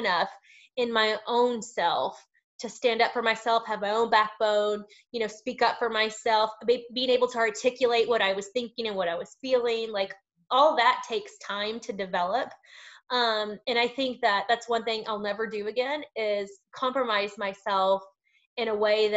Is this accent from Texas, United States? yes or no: yes; Lubbock, Texas, United States; moved away; When I go home to Lubbock, I'm from West Texas. I'm from the Lubbock area.